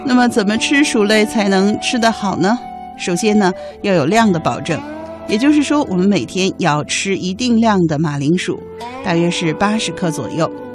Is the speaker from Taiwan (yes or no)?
no; China; 我们中国人